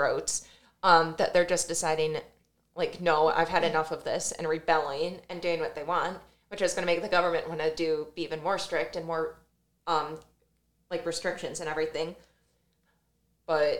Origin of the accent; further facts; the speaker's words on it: Detroit, Michigan, United States; moved away as an adult; I'm from the Detroit area